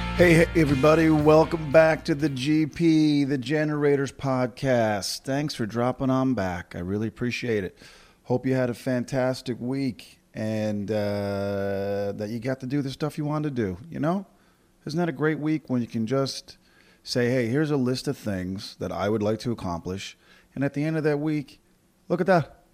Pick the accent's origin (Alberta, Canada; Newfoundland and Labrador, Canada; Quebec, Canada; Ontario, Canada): Newfoundland and Labrador, Canada; Corner Brook; now in Calgary, Canada; heading back to my hometown of Cornerbrook, Newfoundland this coming weekend.